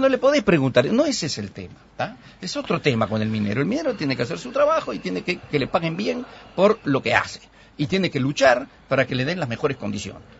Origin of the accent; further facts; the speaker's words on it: Uruguay; somos todos los uruguayos